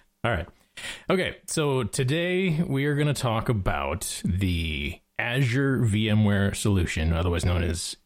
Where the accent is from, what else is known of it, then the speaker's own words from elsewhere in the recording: Milwaukee, Wisconsin, United States; I grew up in Milwaukee